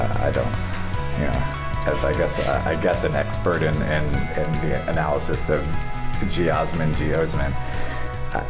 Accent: Maine, United States; I grew up in Maine fishing for brook trout in the streams

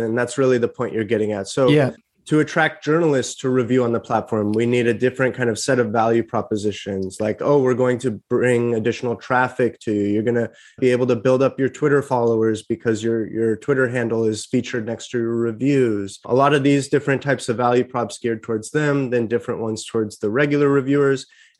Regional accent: Larkspur, California, United States; I'm from the Bay Area. So right now I'm talking to you about 10 minutes north of the Golden Gate Bridge, which is the town of Larkspur, where I grew up.

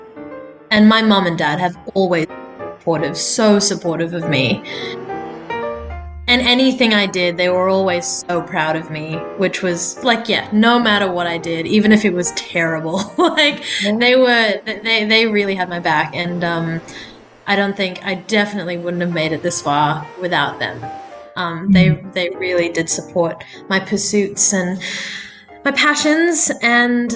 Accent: Sydney, New South Wales, Australia; I grew up in specifically Western Sydney, on Darug land.

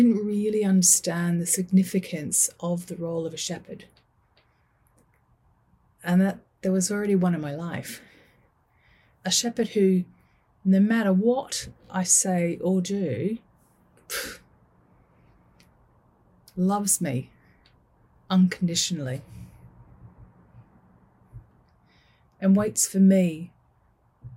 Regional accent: Manchester, North West England, United Kingdom; I am from Manchester

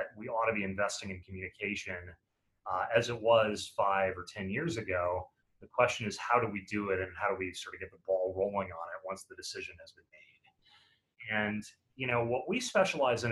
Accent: Chicago, Illinois, United States; in Chicago a couple of months ago, my hometown

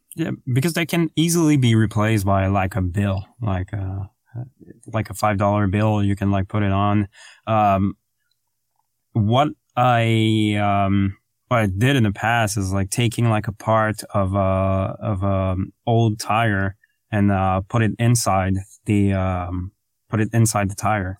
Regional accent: France; English is a second language; moved away; I'm French to begin with, but English is my second language

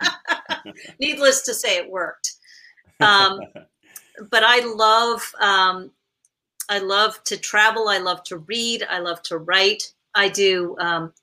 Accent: New York, United States; I grew up in New York

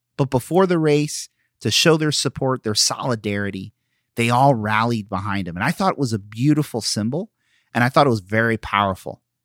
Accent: Philadelphia, Pennsylvania, United States; moved away; I'm from Philly

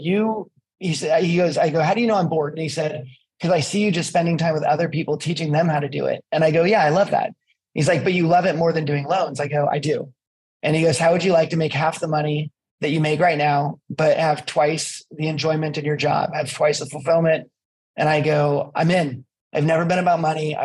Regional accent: East Bay, California, United States; moved away as an adult; also born or lived in Colorado / Pacific Northwest; I grew up in California in the East Bay

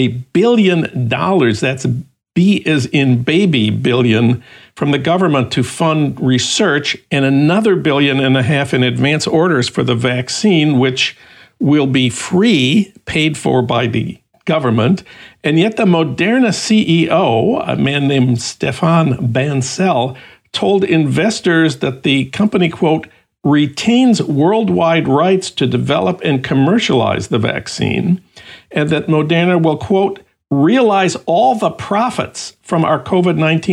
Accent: Minnesota, United States; my home state of Minnesota

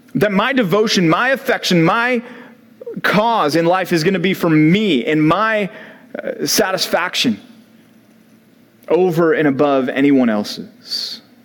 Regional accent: Dallas, Texas, United States; growing up in Dallas

